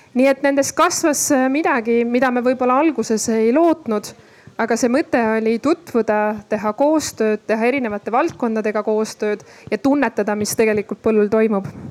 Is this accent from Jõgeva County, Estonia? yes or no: no; Ida-Viru County, Estonia; moved away; ma olen sealt ise pärit, siis äh, noh, olin ma olnud ka pikalt seal eemal